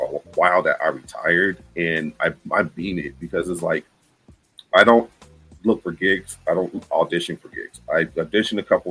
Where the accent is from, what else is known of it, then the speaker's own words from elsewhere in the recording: Tucson, Arizona, United States; growing up in Tucson